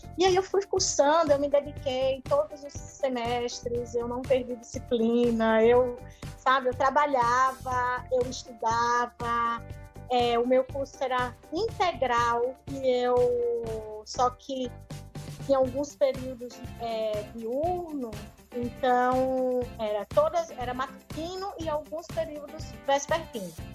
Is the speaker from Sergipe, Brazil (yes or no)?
yes; Sergipe, Brazil; moved away as an adult; also born or lived in Ribeirão Preto; now in Curitiba, Brazil; eu sou de Sergipe, mas na minha cidade só tinha uma universidade